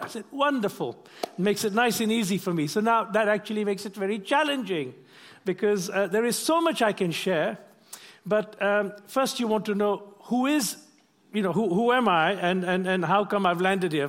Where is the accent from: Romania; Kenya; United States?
Kenya; moved away; also born or lived in London; I'm of Indian origin, but I wasn't born in India. I was born in Kenya